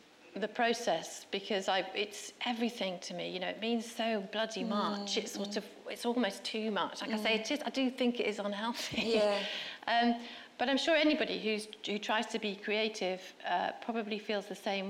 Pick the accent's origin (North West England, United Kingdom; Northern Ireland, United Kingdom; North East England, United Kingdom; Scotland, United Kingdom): North West England, United Kingdom; Stockport; Stockport, which is where I was brought up.